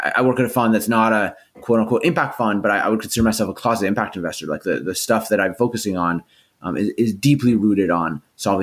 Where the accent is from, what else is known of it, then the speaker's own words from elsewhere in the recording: Canada; I'm Canadian